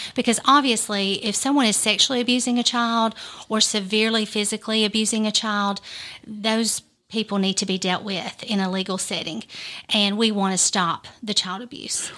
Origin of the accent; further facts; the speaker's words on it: United States; I'm born and raised in Lawrence County